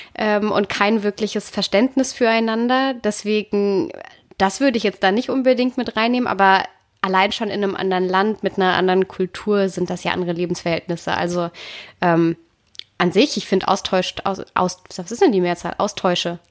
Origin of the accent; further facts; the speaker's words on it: Konstanz, Baden-Württemberg, Germany; ich bin ja in der Nähe der Schweizer Grenze groß geworden